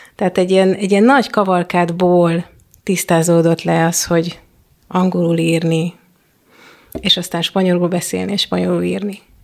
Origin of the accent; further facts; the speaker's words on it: Hungary; first language Hungarian; moved away; a anyanyelvemen